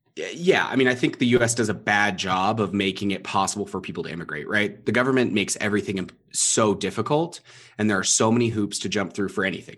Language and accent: English; Southern California, United States; moved away; I was born thirty minutes from the Mexican border